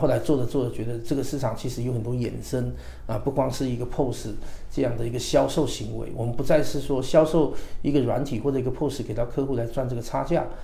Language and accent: Chinese; Taiwan; moved away as an adult; also born or lived in China; 本身我是台湾人嘛，自然我希望在台湾能够有一定的发展的基础